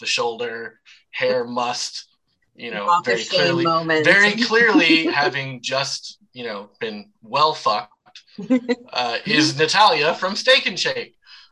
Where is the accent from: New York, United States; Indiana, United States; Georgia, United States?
Georgia, United States; Savannah; accent: Savannah; also born or lived in Macon, Georgia; now in O'Fallon, United States; I grew up in Savannah, so you'll hear tinges of that accent when I say certain things like car oil or fry oil